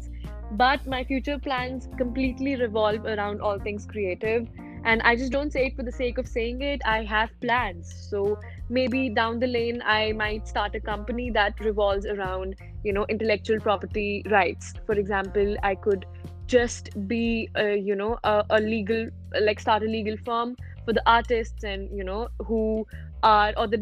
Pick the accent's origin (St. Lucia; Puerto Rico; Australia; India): India; I am from India